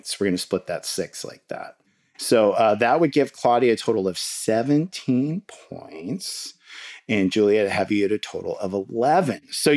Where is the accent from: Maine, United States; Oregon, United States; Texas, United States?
Oregon, United States; Portland; I grew up in St. John's